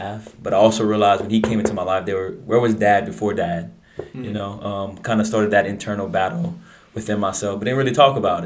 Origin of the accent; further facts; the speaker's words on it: Abbeville, Louisiana, United States; Born and raised in Abbeville, Louisiana